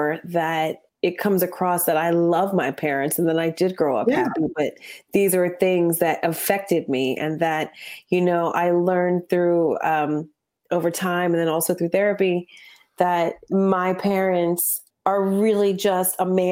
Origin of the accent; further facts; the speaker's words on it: New Jersey, United States; I grew up in Jersey